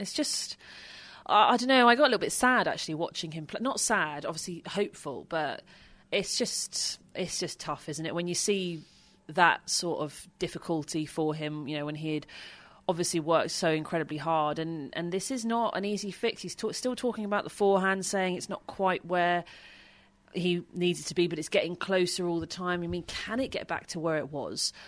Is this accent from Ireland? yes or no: no; United Kingdom; being British